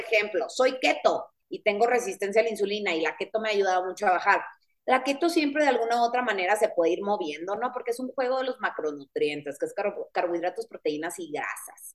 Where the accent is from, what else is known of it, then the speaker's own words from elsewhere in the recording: Guaymas, Sonora, Mexico; yo soy de Guaymas, Sonora